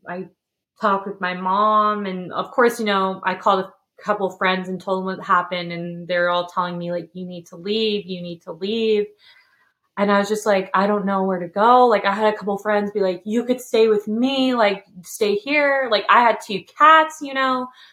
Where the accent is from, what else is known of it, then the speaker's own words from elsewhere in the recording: California, United States; now in Tennessee, United States; I'm from California